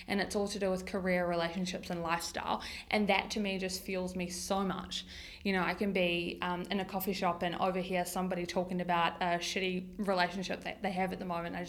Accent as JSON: {"language": "English", "town": "Tauranga", "region": "Bay of Plenty", "country": "New Zealand", "tie": "born or raised there", "said": "I grew up here in Tauranga"}